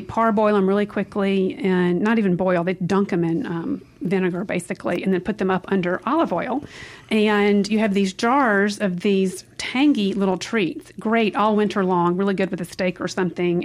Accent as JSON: {"language": "English", "region": "Mississippi", "country": "United States", "tie": "born or raised there", "moved": "as an adult", "lives_now": "Italy", "said": "I definitely feel that I'm a product of Mississippi"}